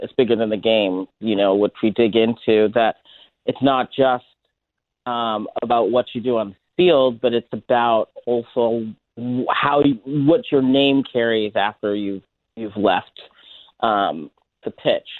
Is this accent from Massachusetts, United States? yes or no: yes; Boston, Massachusetts, United States; I'm New England born and bred